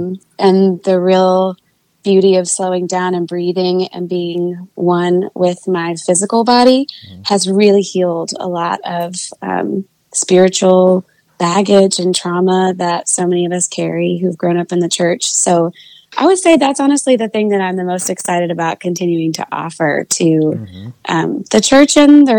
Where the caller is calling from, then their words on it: Nashville, Tennessee, United States; I'm joining in from Nashville, Tennessee.